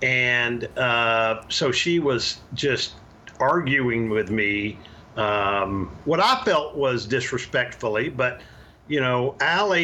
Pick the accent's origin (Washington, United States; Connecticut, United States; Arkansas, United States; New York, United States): Arkansas, United States; moved away as an adult; also born or lived in Louisiana; now in Texas, United States; I was born in Louisiana and raised in Arkansas